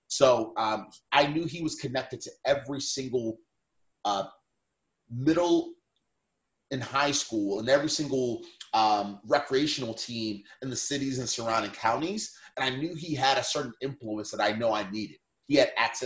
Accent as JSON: {"language": "English", "town": "Baltimore", "region": "Maryland", "country": "United States", "tie": "born or raised there", "said": "I grew up and lived in Baltimore"}